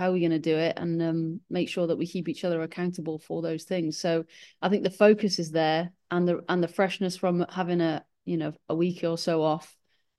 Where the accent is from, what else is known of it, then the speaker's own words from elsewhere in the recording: Wales, United Kingdom; But yeah, when you're Welsh and this job comes up, it's always going to be something